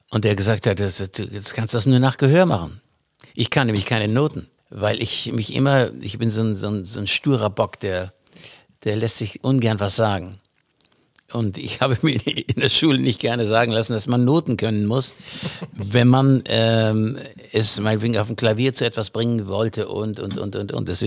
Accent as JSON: {"language": "German", "region": "Berlin", "country": "Germany", "said": "Ich kann jetzt schon, ich bin ja auch Berliner."}